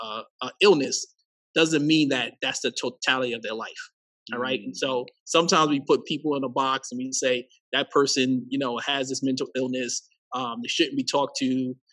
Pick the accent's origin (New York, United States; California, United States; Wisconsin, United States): New York, United States; Queens; born there; And so up until the age of 18, I moved 14 plus different places. I was born in Queens, New York.